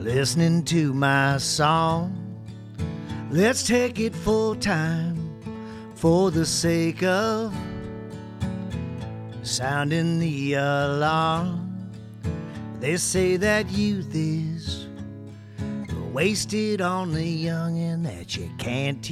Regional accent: Ohio, United States; also born or lived in upstate New York; now in Tennessee, United States; I am from the Buckeye State. I was born in upstate New York. My mom's Canadian, actually. And then, no offense to you Hoosiers, I'm from Ohio. I'm a Buckeye. But I live in Tennessee now

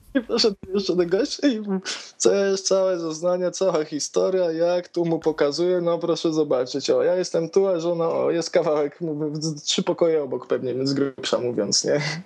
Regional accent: Toruń, Kuyavian-Pomeranian Voivodeship, Poland; jestem z Torunia

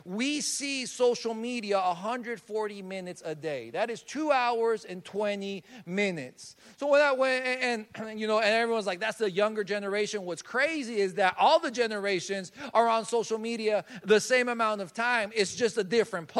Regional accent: Colombia; moved away; I'm from Colombia. That's where I was born and raised.

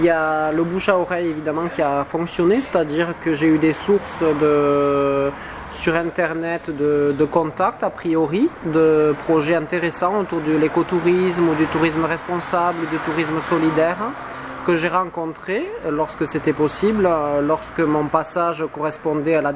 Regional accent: southwest France, France; accent: southwest French; L'accent du sud-ouest me colle à la peau.

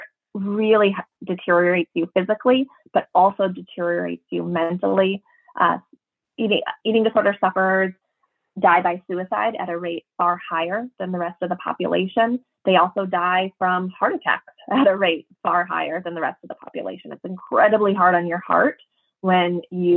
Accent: Minnesota, United States; I'm from Minnesota

